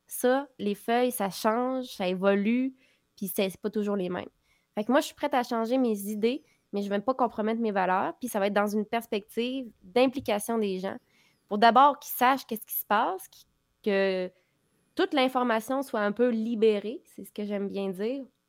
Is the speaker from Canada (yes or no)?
yes; Quebec, Canada; On est québécois